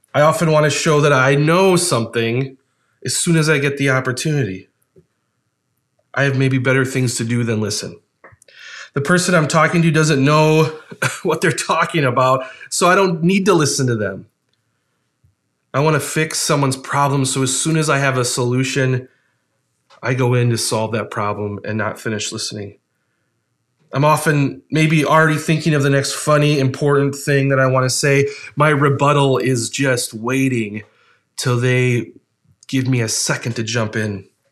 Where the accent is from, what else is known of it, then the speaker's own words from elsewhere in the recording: Ohio, United States; moved away; spent some time as a kid living in Ohio